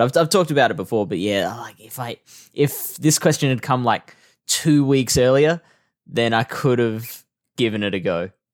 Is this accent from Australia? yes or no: yes; Australia; I like Australia. This is a nice country